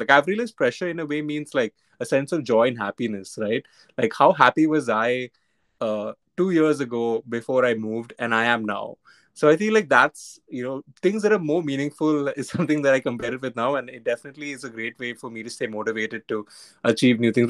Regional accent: Mumbai, Maharashtra, India; I was born and brought up in Bombay.

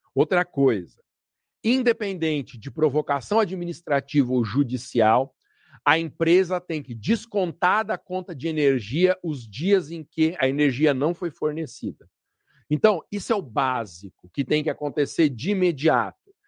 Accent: Guarulhos, São Paulo, Brazil; o município de Guarulhos, por exemplo, minha terra natal

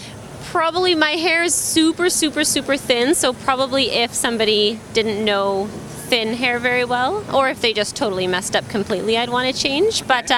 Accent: British Columbia, Canada; I'm from British Columbia, Canada.

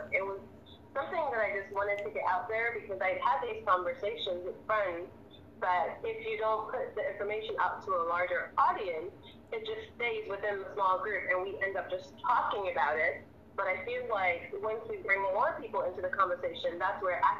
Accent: U.S. Virgin Islands; moved away as an adult; I was born and raised in the Virgin Islands. Um, I live here now. Um, I, after I graduated high school, I moved to the mainland

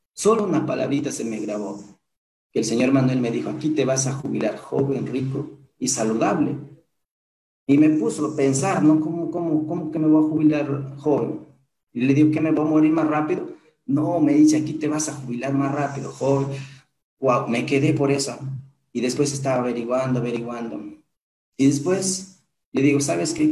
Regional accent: Huancabamba, Piura, Peru; now in Piura, Peru; Soy de Huancabamba, pero de ahí a un distrito todavía, de un distrito a un caserío, de ese caserío a un sector

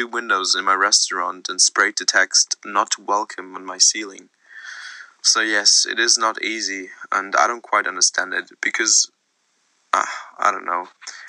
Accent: Hong Kong; now in United Kingdom; Yes, I'm originally from Hong Kong, from China, but I moved to Britain in 1964 with my sister and my mother.

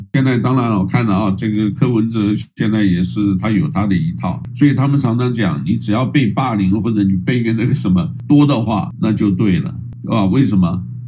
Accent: Taiwan; also born or lived in Hawaii; 台湾呢是在这里出生长大的

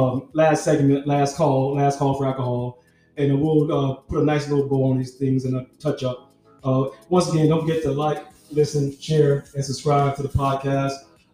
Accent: Miami, Florida, United States; No, I'm from Miami. No, South Florida. I'm distinctly from Miami.

